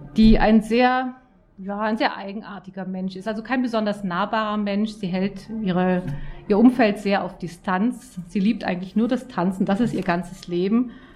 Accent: Auenwald, Baden-Württemberg, Germany; Ich komme aus Auenwald in der Nähe von Stuttgart ganz idyllischer Ort.

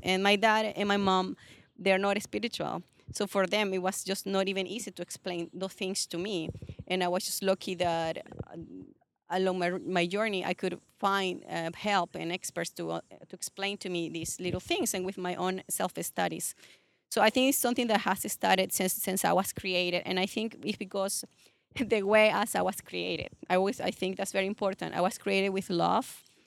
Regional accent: Venezuela; accent: Latin; English is a second language; moved away as an adult; also born or lived in California, United States / Chicago, United States / Sydney, Australia; now in Toronto, Canada; I'm actually from Venezuela.

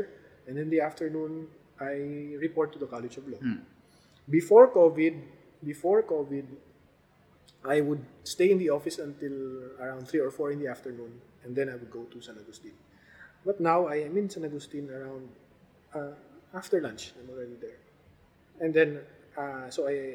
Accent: Philippines; as a Filipino citizen

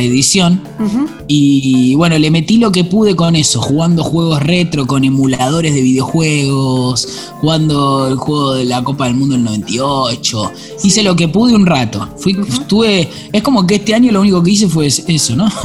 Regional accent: Buenos Aires, Argentina; Soy de Belgrano, nacido, criado. Y vivo hoy en Belgrano.

